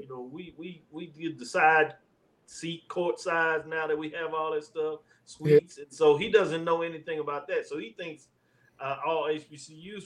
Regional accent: Norman, Oklahoma, United States; also born or lived in Texas; I was born in Norman, Oklahoma

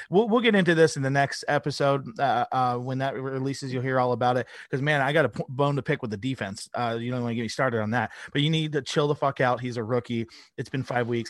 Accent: South Florida, United States; I was born in South Florida

